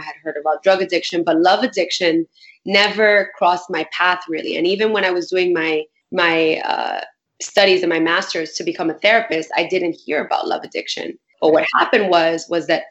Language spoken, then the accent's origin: English; New York City, New York, United States; I grew up in Bushwick in Brooklyn.